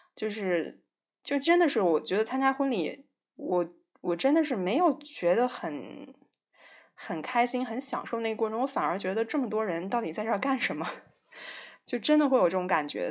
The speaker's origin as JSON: {"language": "Chinese", "region": "northern China", "country": "China", "said": "我是北方人"}